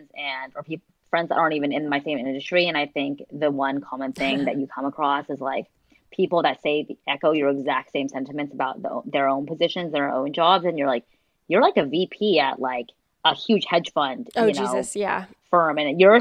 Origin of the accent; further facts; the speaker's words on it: Orange County, California, United States; moved away as an adult; also born or lived in San Diego, United States; now in San Francisco, United States; I grew up in Orange County, I went to school in San Diego